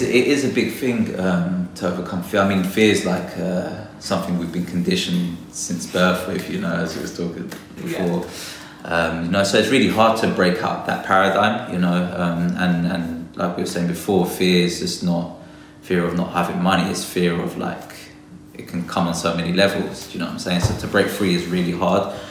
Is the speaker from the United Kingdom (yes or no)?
yes; London, United Kingdom; I was born and raised in London